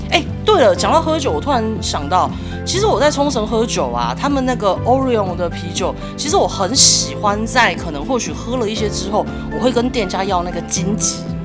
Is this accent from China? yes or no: no; Taiwan; 我们台湾人的口头禅